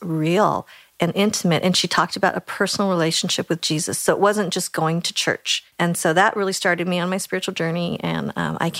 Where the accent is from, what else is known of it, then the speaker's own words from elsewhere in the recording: Boulder, Colorado, United States; I grew up in Boulder, Colorado